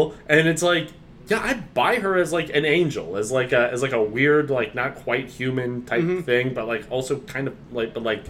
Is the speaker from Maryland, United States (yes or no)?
yes; Bethesda, Maryland, United States; I grew up in Bethesda, right? I'm like a rich kid.